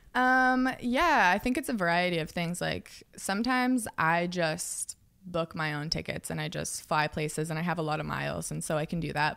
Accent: outside Seattle, Washington, United States; moved away; also born or lived in Los Angeles; I grew up, like, forty minutes outside the city.

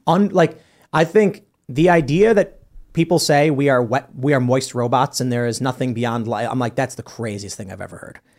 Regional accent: Chicago, Illinois, United States; I'm from Chicago

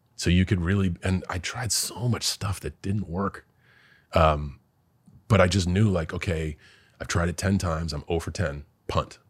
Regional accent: West Newbury, Massachusetts, United States; moved away; I am a kid from West Newbury

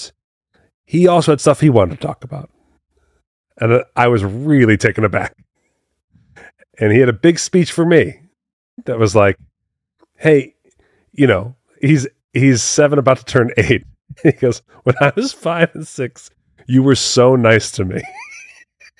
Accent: New Jersey, United States; moved away as an adult; now in Las Vegas, United States; I'm from Jersey. We say Mario.

